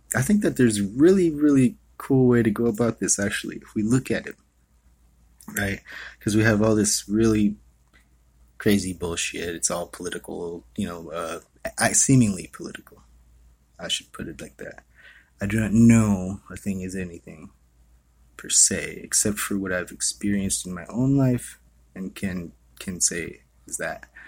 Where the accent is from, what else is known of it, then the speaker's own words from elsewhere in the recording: Hawaii, United States; I was born and raised in Hawaii.